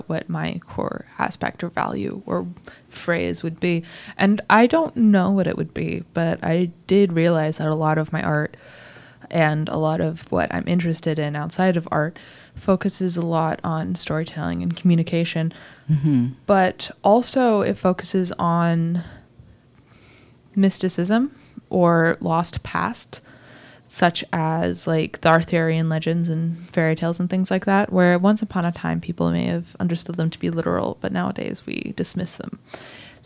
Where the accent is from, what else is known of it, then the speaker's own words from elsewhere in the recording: Indiana, United States; accent: neutral American; moved away; also born or lived in Michigan / Seattle; I grew up in the Midwest, so Michigan, Indiana area, Indiana